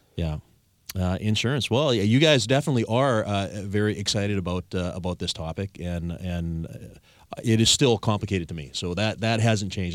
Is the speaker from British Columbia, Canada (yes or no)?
yes; Victoria, British Columbia, Canada; I'm the only Victorian born and raised